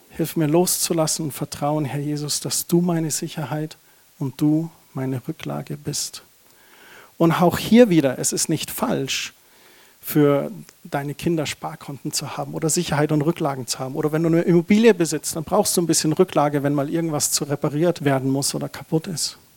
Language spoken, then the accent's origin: German; Germany; Das ist doch so ein Tabuthema. Da sind wir Deutsche doch so verkrampft.